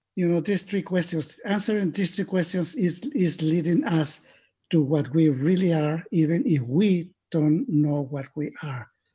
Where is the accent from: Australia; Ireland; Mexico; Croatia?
Mexico; I was born in Mexico